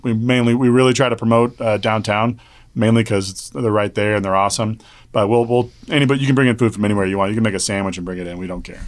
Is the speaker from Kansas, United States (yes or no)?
yes; Wichita, Kansas, United States; I'm from Wichita, Kansas